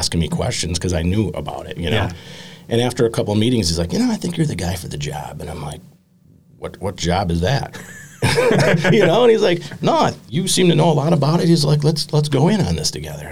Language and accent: English; Sturgeon Bay, Door County, Wisconsin, United States; moved away; I felt kind of like a stranger in my own hometown